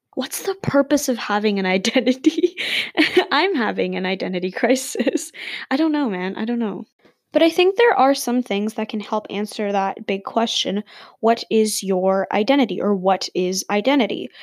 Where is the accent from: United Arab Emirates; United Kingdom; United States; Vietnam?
United Arab Emirates; Dubai; also born or lived in India; now in Canada; I'm Indian. I'm born in Dubai and I live in Canada